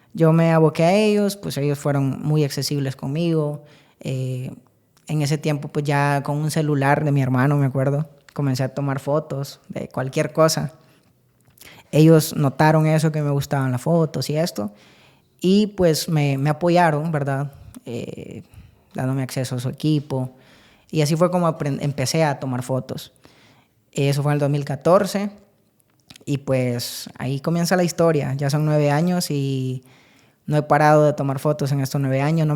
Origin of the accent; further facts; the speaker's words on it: San Agustín, Copán, Honduras; nací en San Agustín Copán, de allá es toda mi familia